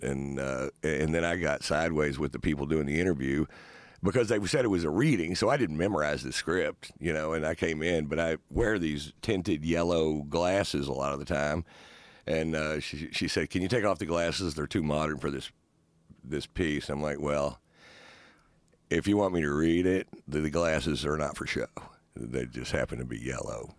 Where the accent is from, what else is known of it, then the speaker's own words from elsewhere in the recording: Northwest Texas, United States; I'm an idiot from Northwest Texas